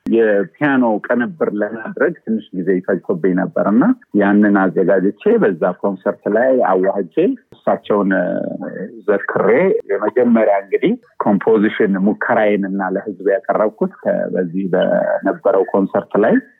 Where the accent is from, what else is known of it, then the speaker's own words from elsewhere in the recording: Addis Ababa, Ethiopia; moved away as an adult; also born or lived in Bulgaria; ተወለድኩት እዚሁ አዲስ አበባ ነው